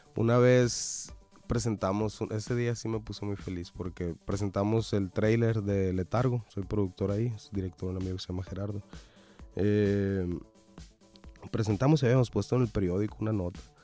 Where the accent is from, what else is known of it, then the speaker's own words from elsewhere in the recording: Sonora, Mexico; somos sonorenses